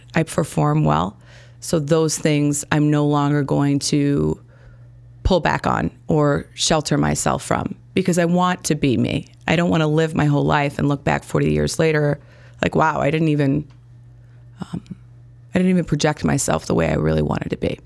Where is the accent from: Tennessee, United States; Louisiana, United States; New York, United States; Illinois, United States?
Illinois, United States; Gurnee; also born or lived in Chicago; I grew up in Gurnee, Illinois. I was born in Chicago.